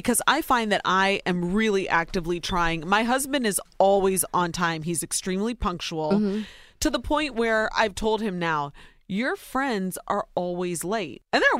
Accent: Ohio, United States; born or raised there

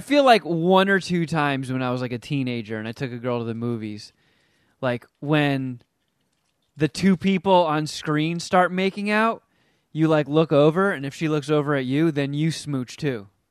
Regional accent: New Jersey, United States; the house that I grew up in in Jersey, it was my grandparents' house

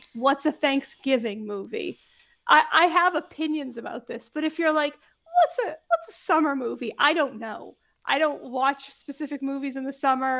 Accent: New England, United States; Growing up in New England, there's no air conditioning.

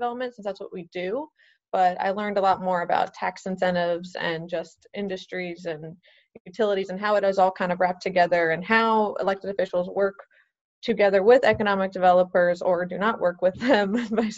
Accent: New Orleans, Louisiana, United States; also born or lived in Mississippi; I grew up in New Orleans. I was actually born in Mississippi

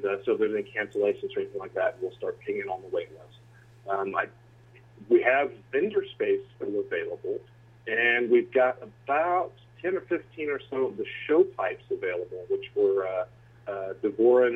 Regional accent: Louisiana, United States; now in Austin, United States; I grew up in Louisiana

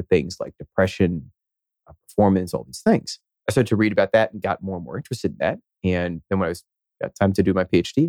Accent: Philadelphia, Pennsylvania, United States; moved away as an adult; now in Boston, United States; I grew up in Philadelphia, and I guess I was there until I was 18, and then came over here to Boston, where I've been for now over 17 years.

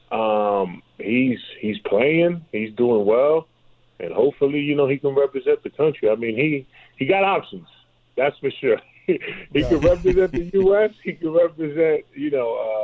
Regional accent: New York City, New York, United States; I'm from New York City

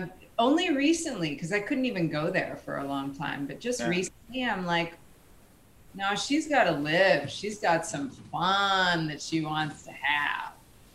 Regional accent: India; Just so that we don't all, we're so Indian and we're all going to talk.

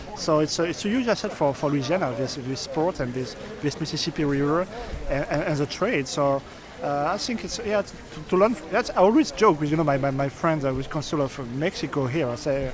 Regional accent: Paris, Île-de-France, France; English is a second language; moved away as an adult; now in New Orleans, United States; I was a guy from Paris

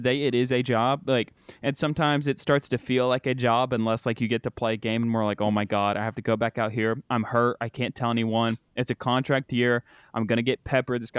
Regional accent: West Virginia, United States; Nick Swisher is from my hometown

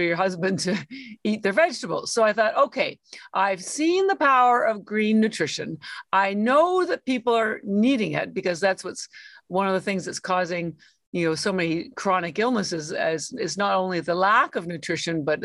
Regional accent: Canada; moved away as an adult; now in Boston, United States; I'm actually Canadian. I've lived in Boston, which is where I live now, for 33 years, but I am Canadian. All my schooling was in Canada

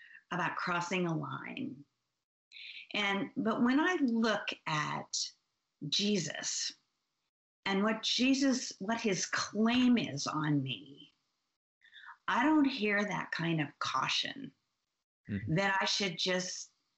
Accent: Oregon, United States; I'm from Oregon.

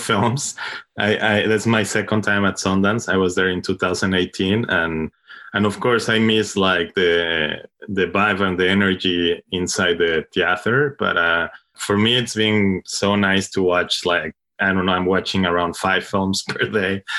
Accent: Mexico; English is a second language; moved away as an adult; now in Brooklyn, United States; I'm, I'm from Mexico, but I moved, like, around ten years to Brooklyn

